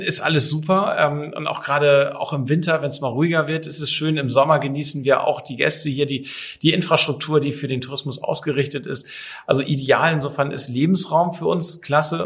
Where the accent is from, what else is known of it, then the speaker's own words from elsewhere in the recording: Kiel, Schleswig-Holstein, Germany; moved away as an adult; also born or lived in Papenburg; now in Sylt, Germany; bin ich Kind der Ostsee, gebürtiger Kieler